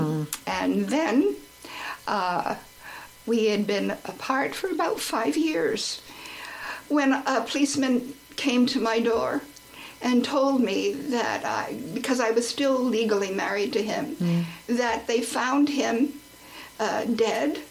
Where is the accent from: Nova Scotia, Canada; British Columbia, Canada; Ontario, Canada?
Nova Scotia, Canada; moved away; also born or lived in New Jersey / Halifax / Bangalore / New Delhi; I should go back home to Nova Scotia